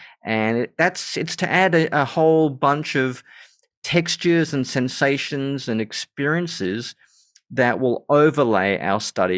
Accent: Germany; born there; I was born in West Germany, which, uh-huh, of course, is now just part of Germany.

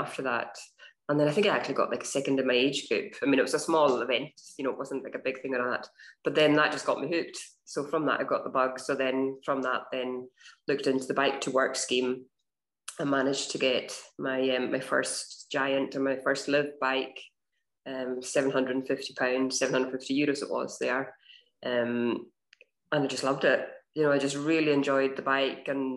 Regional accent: Stornoway, Scotland, United Kingdom; moved away as an adult; also born or lived in Glasgow; I grew up in the Western Isles in Stornoway.

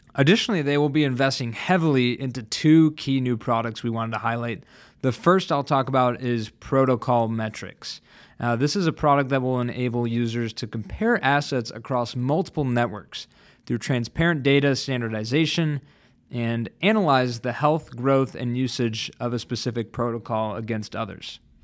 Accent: Chicago, Illinois, United States; my hometown favorite, Chicago

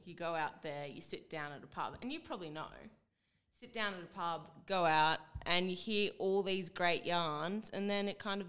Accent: Dubbo, New South Wales, Australia; My background is I'm a townie. I was brought up in Dubbo.

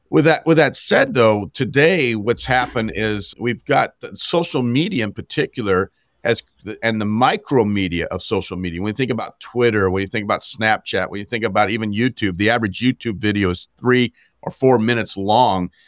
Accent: Montana, United States; as a Montanan, gro-, growing up in Montana

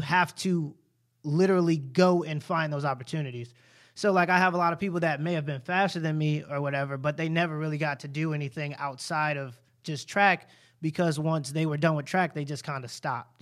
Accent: United States; I experienced more prejudice being American than I did African-American so far

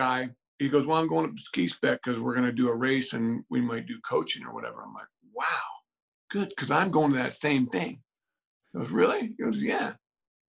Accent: Juneau, Alaska, United States; I'm from Juneau, Alaska.

